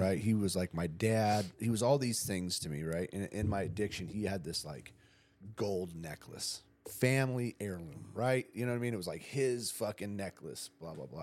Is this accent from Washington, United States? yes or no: no; Ramona, California, United States; I grew up in Ramona